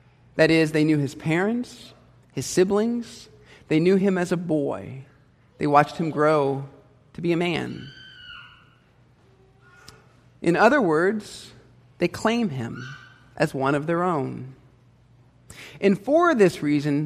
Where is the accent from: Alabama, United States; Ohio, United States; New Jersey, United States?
Ohio, United States; Hilliard; I grew up in Hilliard, Ohio